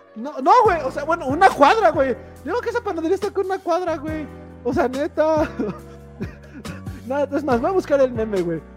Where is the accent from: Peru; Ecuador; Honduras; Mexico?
Mexico; Tlaxcala; soy de Tlaxcala